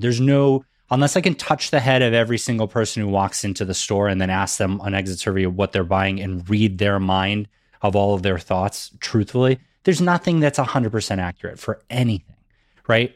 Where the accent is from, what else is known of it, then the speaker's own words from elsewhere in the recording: Massachusetts, United States; growing up in Massachusetts, that was something that they definitely made sure we learned in school